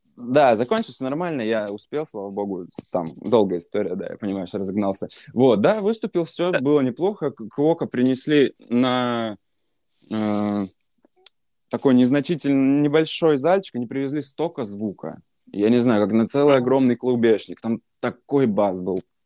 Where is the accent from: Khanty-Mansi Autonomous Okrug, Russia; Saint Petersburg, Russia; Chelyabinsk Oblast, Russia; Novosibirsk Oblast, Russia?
Saint Petersburg, Russia; я сам из Питера